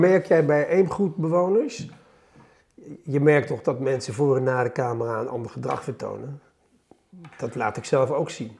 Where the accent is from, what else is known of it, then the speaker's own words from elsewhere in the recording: The Hague, South Holland, Netherlands; Ik had mijn jeugd in Den Haag